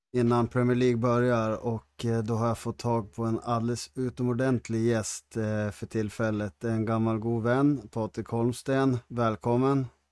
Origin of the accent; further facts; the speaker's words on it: Härnösand, Västernorrland County, Sweden; när vi växte upp i Härnösand